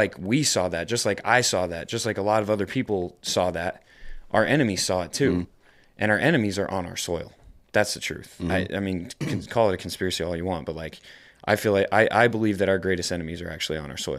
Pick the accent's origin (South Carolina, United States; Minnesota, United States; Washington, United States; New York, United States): New York, United States; You know, I always talk about how I'm from New York. I'm from upstate New York. And I experienced 9/11